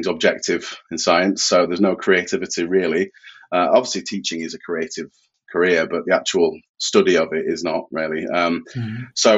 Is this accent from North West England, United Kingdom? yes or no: no; Yorkshire and the Humber, United Kingdom; I am from Yorkshire in the north of England.